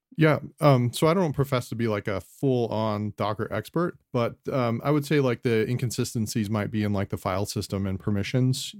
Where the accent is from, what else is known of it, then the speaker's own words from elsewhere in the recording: Scottsdale, Arizona, United States; I'm from Scottsdale, Arizona, uh, grew up here in Arizona